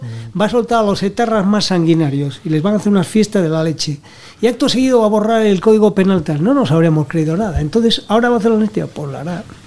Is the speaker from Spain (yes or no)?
yes; Spain